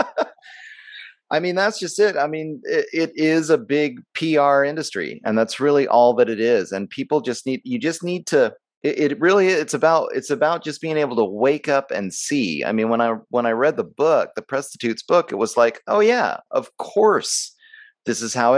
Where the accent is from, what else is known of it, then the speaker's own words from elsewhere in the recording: United States; as an American